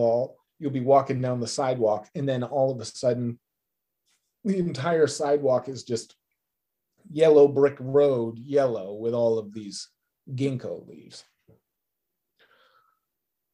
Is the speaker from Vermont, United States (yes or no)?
yes; Vermont, United States; now in New York City, United States; I grew up in Vermont, which is a state famous for its autumn foliage. And I live in New York now